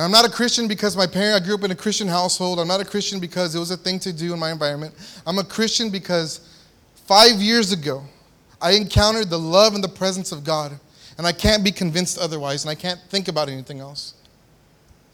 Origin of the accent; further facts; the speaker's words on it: San Antonio, Texas, United States; I grew up in South Texas, San Antonio, Texas.